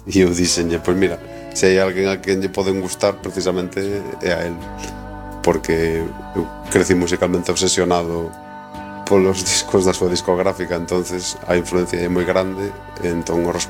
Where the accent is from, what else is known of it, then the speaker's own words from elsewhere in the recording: A Coruña, Galicia, Spain; also born or lived in Lugo; Eu son da Coruña e vivo na Coruña.